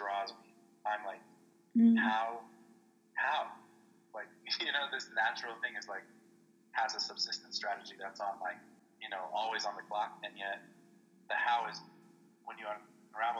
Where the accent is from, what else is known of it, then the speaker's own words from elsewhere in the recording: Casa Grande, Arizona, United States; growing up in Casa Grande